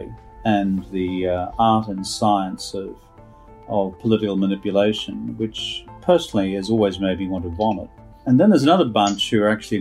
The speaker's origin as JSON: {"language": "English", "region": "rural Queensland", "country": "Australia", "tie": "born or raised there", "also_born_or_lived": "New York, United States", "moved": "as an adult", "said": "the farm that I grew up on in rural Queensland"}